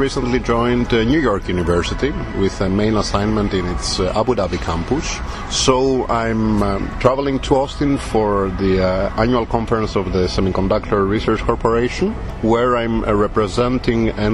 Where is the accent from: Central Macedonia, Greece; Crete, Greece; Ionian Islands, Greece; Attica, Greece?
Central Macedonia, Greece; Thessaloniki; moved away as an adult; also born or lived in United States; I grew up in American high school back home in Thessaloniki in Greece